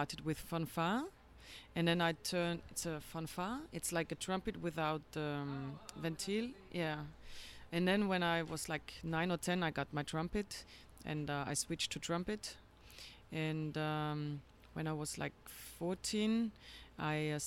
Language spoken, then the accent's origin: English; Vienna, Austria; now in Rio de Janeiro, Brazil; I'm from Vienna, and my dad worked in a store to get musical notes